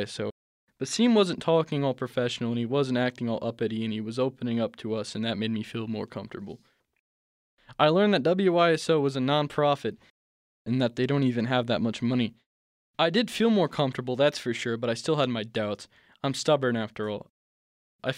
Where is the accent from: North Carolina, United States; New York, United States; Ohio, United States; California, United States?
Ohio, United States; I was born in Ohio